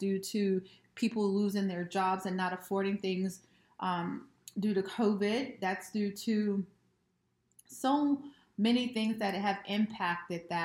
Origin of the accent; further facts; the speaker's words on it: United States; I have been raised over the generations here in America